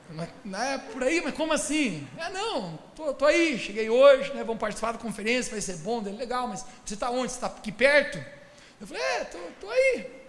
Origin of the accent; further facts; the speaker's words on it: Lages, Santa Catarina, Brazil; moved away; sou de Laje, Santa Catarina, capital do turismo rural